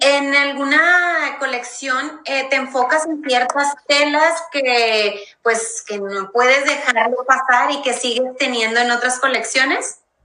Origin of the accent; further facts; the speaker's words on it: Mexico; nosotros como mexicanos